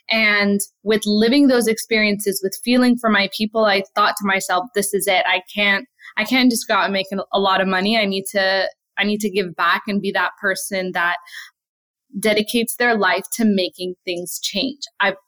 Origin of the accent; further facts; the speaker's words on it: Brooklyn, New York, United States; We were really poor growing up in Brooklyn